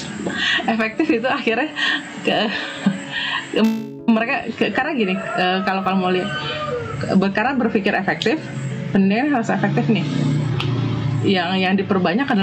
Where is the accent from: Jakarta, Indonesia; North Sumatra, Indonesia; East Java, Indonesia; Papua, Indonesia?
Jakarta, Indonesia; aku besar di Jakarta SMA aku adalah di Setiabudi di Sudirman uh, rumahku di Bekasi